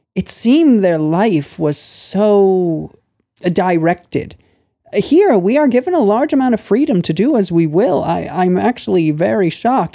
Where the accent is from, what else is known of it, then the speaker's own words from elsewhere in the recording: Lancaster, Pennsylvania, United States; moved away as an adult; also born or lived in Thailand; now in China; I'm from the state of Pennsylvania, the small city of Lancaster